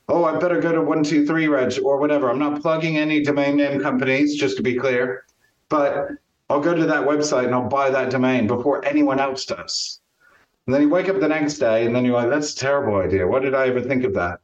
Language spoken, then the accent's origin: English; Champaign, Illinois, United States; born or raised there; now in Stratford-upon-Avon, United Kingdom